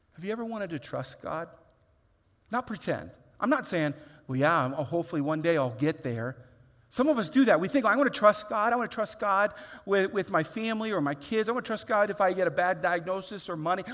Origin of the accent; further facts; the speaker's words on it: Indiana, United States; I grew up in Indiana where what we visually could look at was corn